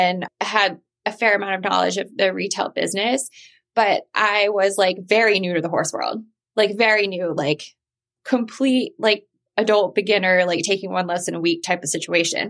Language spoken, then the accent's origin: English; Mississippi, United States; moved away as an adult; now in New York, United States; I moved to New York City from Mississippi when I was 18